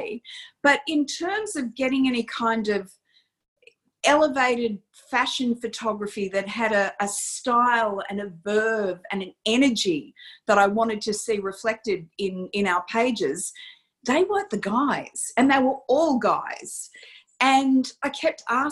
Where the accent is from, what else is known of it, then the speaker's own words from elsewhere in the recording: Campbelltown, New South Wales, Australia; I am that girl that grew up in Campbelltown